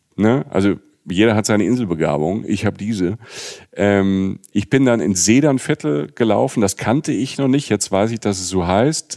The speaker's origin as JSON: {"language": "German", "region": "Rhineland-Palatinate", "country": "Germany", "tie": "born or raised there", "moved": "yes", "said": "ich aus der Südpfalz komme. Ich bin ja quasi in so einem, an so einem Weinberg geboren"}